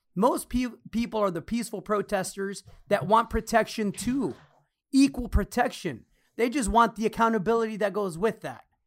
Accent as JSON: {"language": "English", "country": "United States", "tie": "born or raised there", "said": "I'm American because I was born here. Mexican American."}